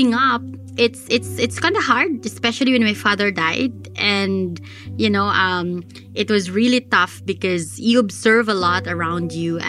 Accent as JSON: {"language": "English", "country": "Philippines", "said": "we're Filipino"}